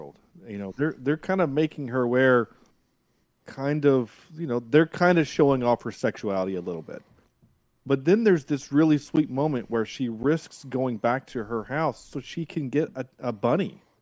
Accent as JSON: {"language": "English", "region": "the South", "country": "United States", "said": "I am from the South"}